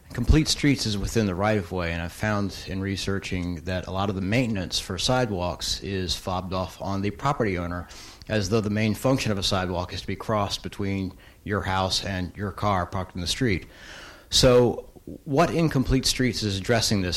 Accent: Atlanta, Georgia, United States; growing up in Atlanta

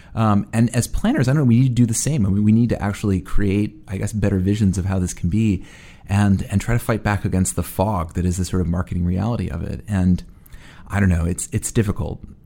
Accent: New York City, New York, United States; being a New Yorker

